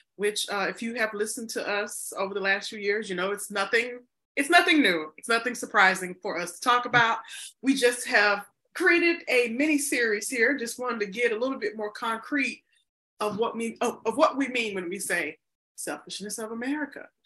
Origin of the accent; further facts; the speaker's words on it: United States; also born or lived in Chicago, Illinois; I'm an American